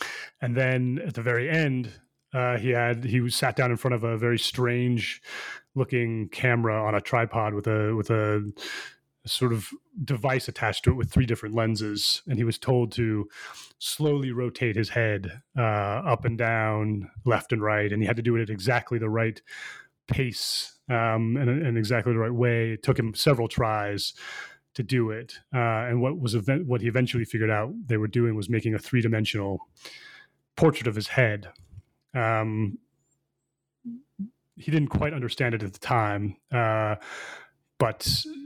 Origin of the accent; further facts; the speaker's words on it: United States; moved away as an adult; also born or lived in China / Seoul / Taipei; I'm born in the U.S.